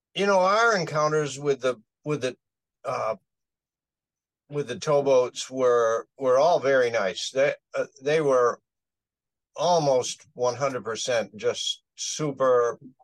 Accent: Maine, United States; We're from Maine

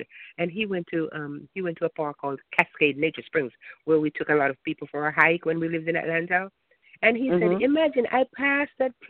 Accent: Jamaica; moved away; I'm Jamaican

